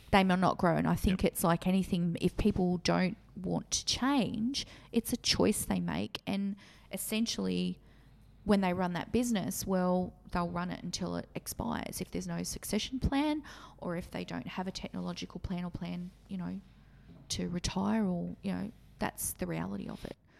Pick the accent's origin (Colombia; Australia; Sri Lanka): Australia; Maitland, New South Wales; the Maitland area. This was my hometown